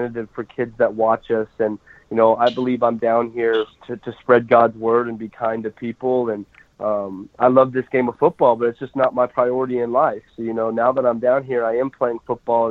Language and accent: English; Colorado, United States; growing up in Colorado, watching the Denver Broncos